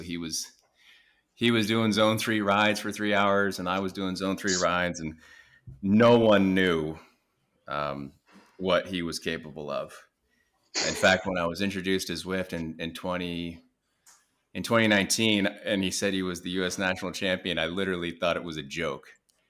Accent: Alaska, United States; born there; also born or lived in New Jersey / California; So I was born in Alaska. And then we just kind of moved around the country following his career development. So we moved from Alaska to New Jersey to California, up and down the coast of California, back to Alaska.

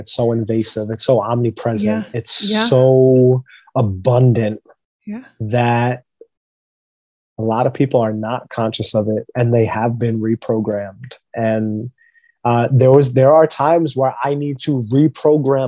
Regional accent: New York City, New York, United States; so I grew up in New York City. So like we're on the East Coast. Like I go to the beach all the time when I'm a kid growing up in New York.

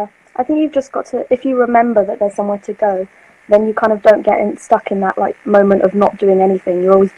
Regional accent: England, United Kingdom; accent: stereotypical accent

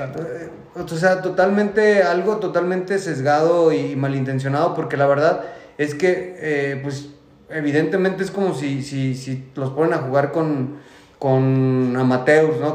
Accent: Mexico; como mexicano

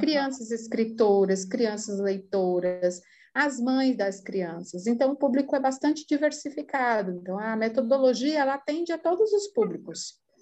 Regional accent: Ceará, Brazil; also born or lived in São Paulo; Eu sou paulistana de nascimento, é, cearense de criação e italiana de coração

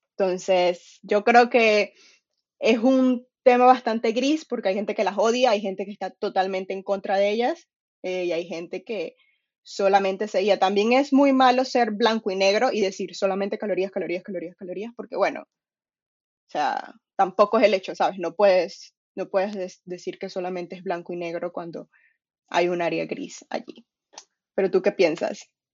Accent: Venezuela; now in England, United Kingdom; soy de Venezuela, ahorita estoy viviendo en UK, Inglaterra

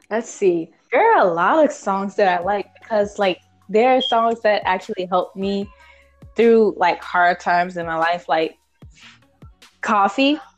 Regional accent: Chicago, Illinois, United States; I'm 15 and I'm from Chicago, Illinois.

